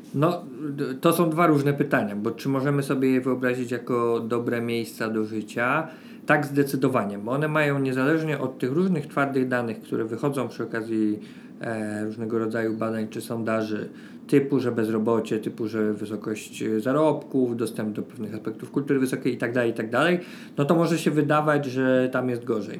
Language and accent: Polish; Poznań, Greater Poland, Poland; now in Warsaw, Poland; Ja sam jestem z Poznania, czyli miasta mniejszego od Warszawy